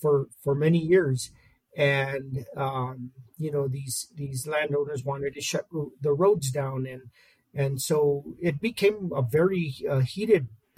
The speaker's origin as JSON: {"language": "English", "town": "Las Vegas", "region": "New Mexico", "country": "United States", "tie": "born or raised there", "said": "I did. I'm from Las Vegas, New Mexico, mm-hmm. in San Miguel County, where I'm actually a county commissioner as well."}